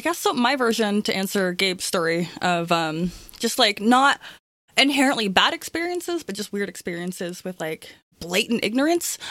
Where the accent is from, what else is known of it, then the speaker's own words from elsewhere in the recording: Toronto, Ontario, Canada; I grew up in Toronto